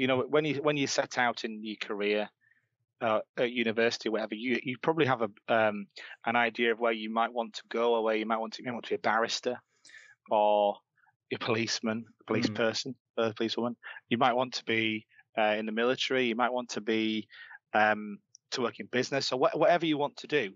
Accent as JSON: {"language": "English", "town": "Leeds", "region": "Yorkshire and the Humber", "country": "United Kingdom", "tie": "born or raised there", "said": "I grew up in Leeds. You might be able to tell from my accent"}